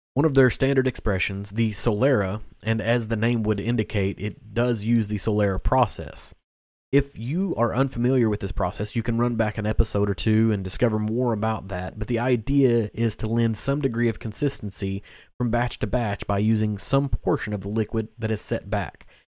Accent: Kentucky, United States; growing up in Kentucky

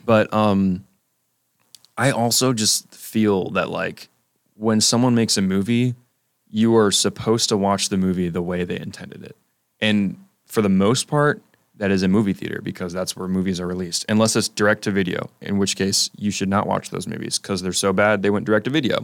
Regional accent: South Carolina, United States; I'm a film studies student from South Carolina

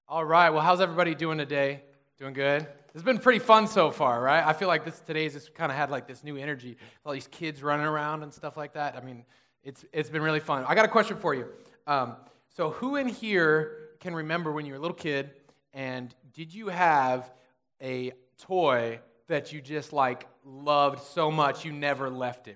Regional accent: Susanville, California, United States; I grew up in Susanville, so it was out in the desert

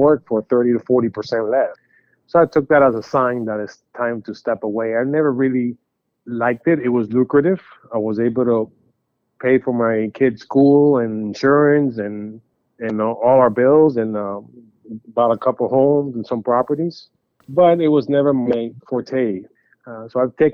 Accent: Miami, Florida, United States; I am from Miami, Florida

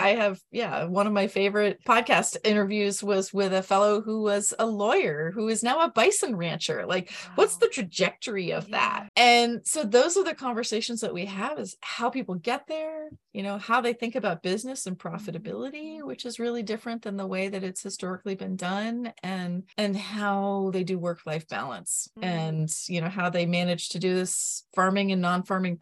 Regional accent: Vermont, United States; I'm from Vermont

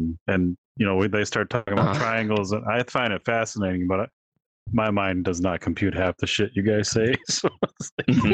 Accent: Wisconsin, United States; I'm from Wisconsin.

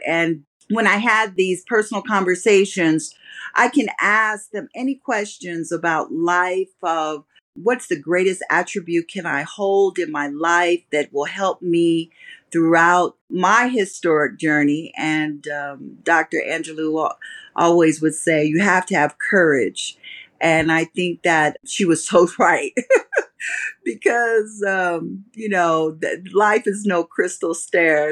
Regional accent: Las Vegas, Nevada, United States; I grew up in Las Vegas.

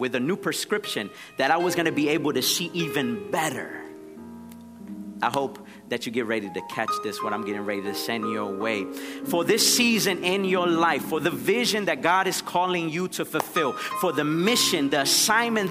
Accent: Nicaragua; moved away; I'm from Nicaragua.

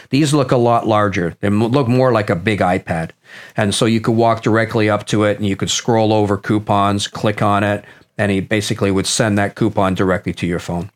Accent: Nottingham, East Midlands, United Kingdom; moved away; I was born in Nottingham, England

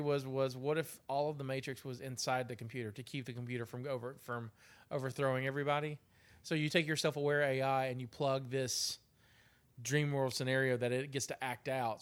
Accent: United States; we're American

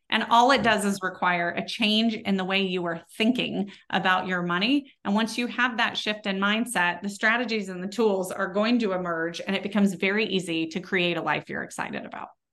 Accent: Texas, United States; accent: Texas; my Texas accent

